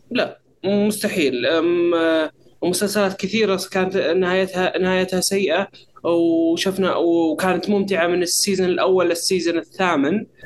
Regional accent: Saudi Arabia; ما بعد نزلت عندنا في السعوديه او ما بعد جت عندنا في السعوديه

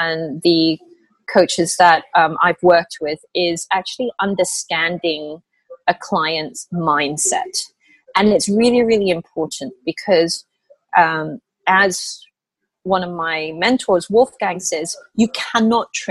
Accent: Australia; moved away as an adult; also born or lived in Malaysia; now in Hong Kong; I grew up in Australia

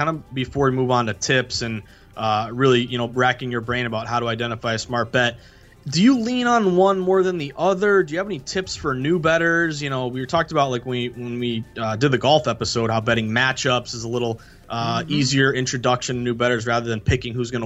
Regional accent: New England, United States; I'm from New England

